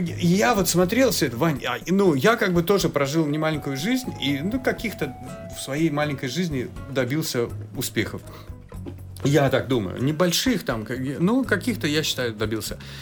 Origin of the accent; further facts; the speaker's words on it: Georgia; moved away; я как человек с Кавказа, особенно с Грузии